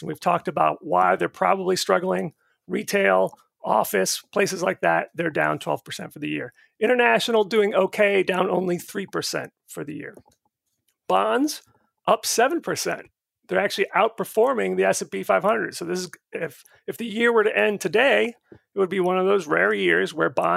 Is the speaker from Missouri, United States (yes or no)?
no; Florida, United States; moved away; I grew up in Florida